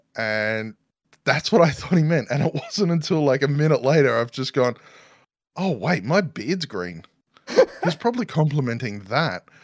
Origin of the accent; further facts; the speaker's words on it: Australia; accent: Newsreader Australian; moved away; also born or lived in New Zealand; Newsreader Australian, apparently, is my accent